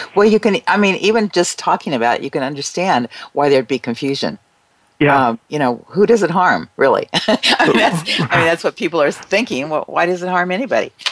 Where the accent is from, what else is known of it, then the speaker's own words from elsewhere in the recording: United States; as American citizens